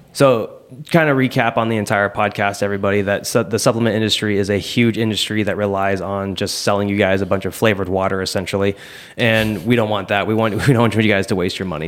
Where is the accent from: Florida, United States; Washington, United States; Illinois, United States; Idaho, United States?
Washington, United States; Seattle; now in Southern California, United States; I grew up in Seattle